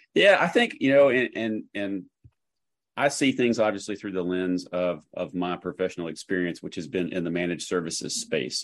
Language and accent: English; Chattanooga, Tennessee, United States; now in Nashville, United States; I grew up in Chattanooga, uh, Tennessee